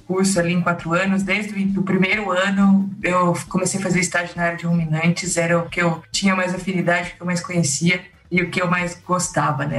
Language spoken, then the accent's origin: Portuguese; Monte Alto, São Paulo, Brazil; Eu nasci em Monte Alto, no interior de São Paulo, uma cidade ali do lado de Jaboticabal